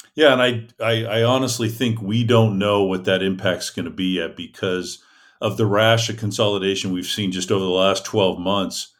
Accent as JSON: {"language": "English", "town": "Gilroy", "region": "California", "country": "United States", "tie": "born or raised there", "said": "Auburn's a lot like my hometown, which is Gilroy, California"}